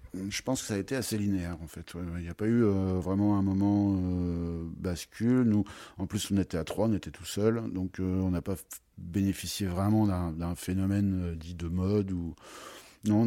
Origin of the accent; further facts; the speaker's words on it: Troyes, Grand Est, France; also born or lived in Beaujolais / United States / Paris; now in Avallon, France; Je suis originaire de Troyes